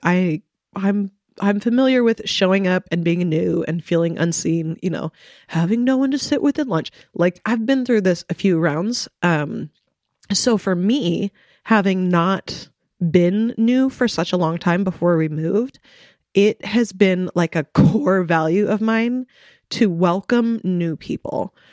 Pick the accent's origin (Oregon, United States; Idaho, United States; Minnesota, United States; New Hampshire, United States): Idaho, United States; Coeur d'Alene; moved away as an adult; also born or lived in Moscow, Idaho; I grew up in Coeur d'Alene